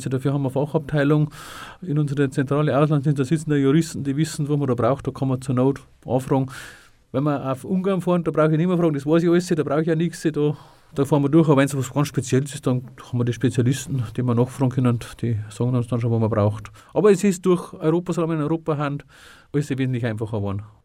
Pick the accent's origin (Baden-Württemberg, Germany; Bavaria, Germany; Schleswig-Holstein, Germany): Bavaria, Germany; Freyung; in der Kreisgliederung Freiung, wo ich ursprünglich eigentlich herkäme